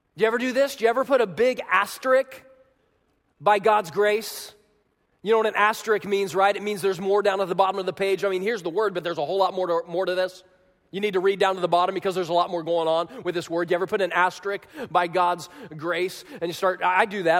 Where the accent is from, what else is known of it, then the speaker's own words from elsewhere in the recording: Kansas, United States; moved away as an adult; also born or lived in Chicago, Illinois; my house in Manhattan, Kansas, they call it the Little Apple